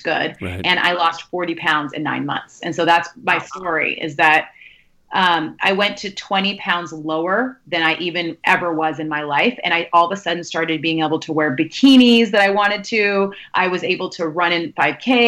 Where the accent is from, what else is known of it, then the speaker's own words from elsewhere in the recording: Sacramento, California, United States; moved away as an adult; also born or lived in New York; now in New Jersey, United States; I'm originally from the Bay Area and from Sacramento in California